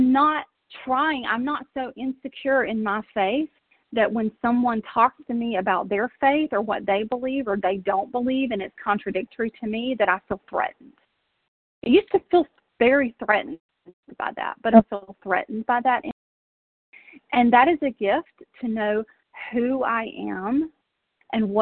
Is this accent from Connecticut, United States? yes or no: no; South Georgia, United States; now in Tennessee, United States; I grew up in South Georgia